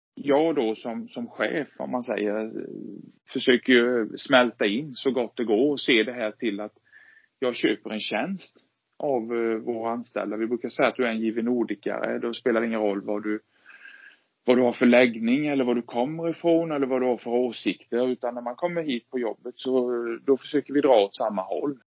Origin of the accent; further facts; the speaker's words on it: Sweden; also born or lived in Vetlanda; som svensk